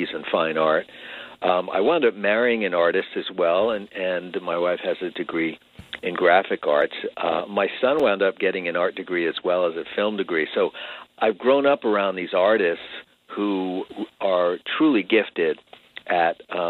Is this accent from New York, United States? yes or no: yes; Long Island, New York, United States; moved away as an adult; now in California, United States; back when I was growing up on Long Island